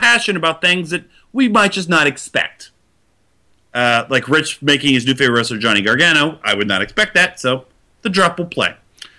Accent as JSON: {"language": "English", "region": "Ohio", "country": "United States", "said": "I'm from Ohio"}